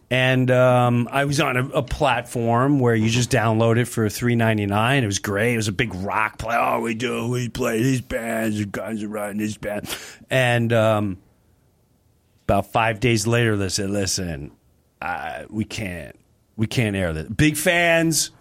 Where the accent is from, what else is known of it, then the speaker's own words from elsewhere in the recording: Nassau County, Long Island, New York, United States; I'm from Nassau County